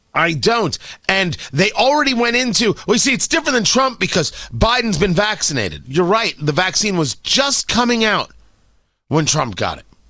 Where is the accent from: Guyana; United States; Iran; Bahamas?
United States